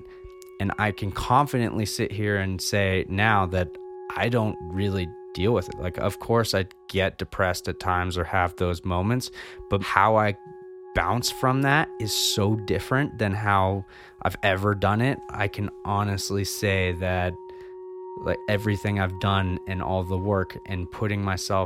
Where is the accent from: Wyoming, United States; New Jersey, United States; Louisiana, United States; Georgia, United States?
Wyoming, United States; Jackson; I was born in Jackson, Wyoming